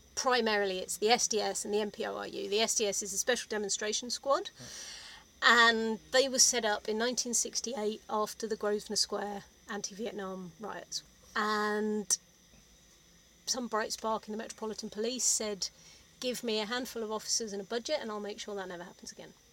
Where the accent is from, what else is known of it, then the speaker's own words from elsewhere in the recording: London, United Kingdom; also born or lived in Oxford; I grew up in South London, went to state school and then to Oxford University